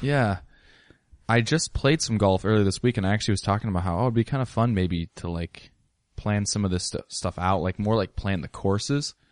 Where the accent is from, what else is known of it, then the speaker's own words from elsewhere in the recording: Ellensburg, Washington, United States; I grew up in Ellensburg